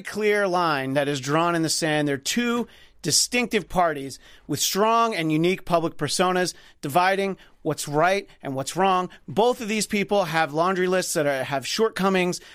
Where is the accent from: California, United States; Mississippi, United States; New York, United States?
New York, United States; moved away; I'm from New York originally